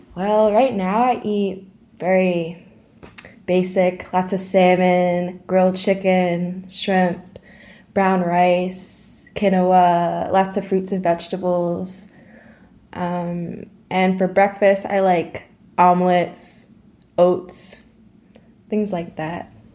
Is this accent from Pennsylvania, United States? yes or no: no; Dutchess County, New York, United States; also born or lived in Syracuse, New York; I'm from Poughkeepsie, New York. Well, not from, but I'm from Dutchess County, New York. I live in Arlington, New York with my mother.